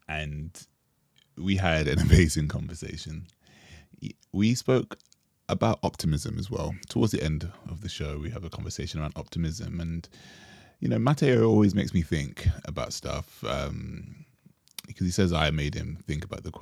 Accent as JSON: {"language": "English", "country": "Jamaica", "said": "And we bonded over being Jamaican."}